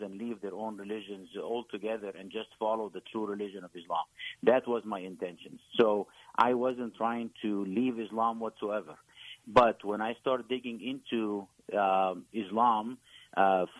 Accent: Egypt; moved away; I grew up in a in Egypt

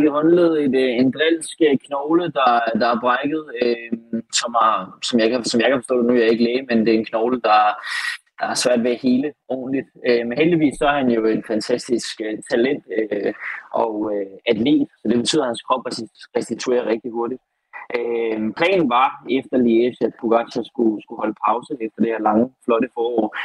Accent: Denmark; når vi er fra Danmark.

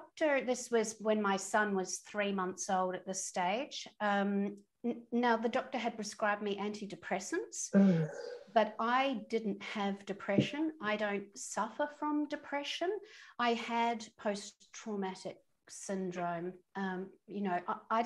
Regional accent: New Zealand; moved away as an adult; also born or lived in London; I'm a Kiwi, and I come from a sporty family, from a sporting nation

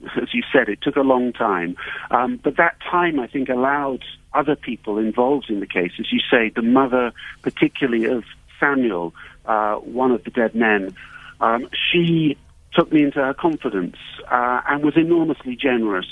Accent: United Kingdom; moved away as an adult; I'm an outsider here. I'm British. I've lived abroad for the last 30 years.

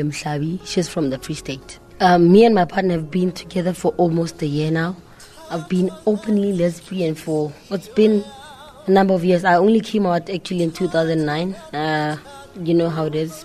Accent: Mahikeng, North West, South Africa; moved away; I'm from the Northwest

